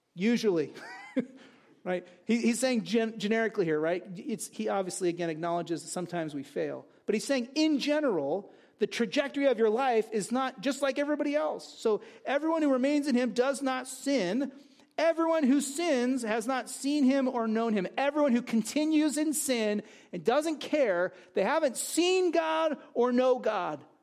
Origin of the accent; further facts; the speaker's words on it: United States; I'm an American